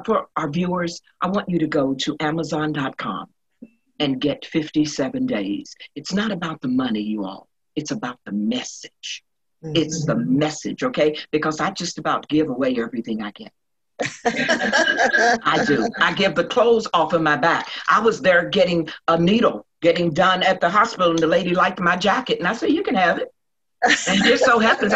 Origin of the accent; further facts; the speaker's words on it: Charleston, West Virginia, United States; I'm from West Virginia, up on the hill, Red's Hill, where T.D. Jakes used to preach in my aunt's church